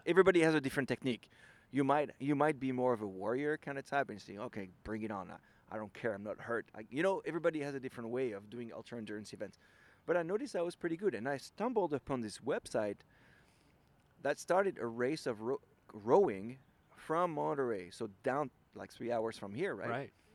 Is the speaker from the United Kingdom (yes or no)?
no; Lille, Hauts-de-France, France; English is a second language; moved away as an adult; now in San Francisco, United States; I'm from Lille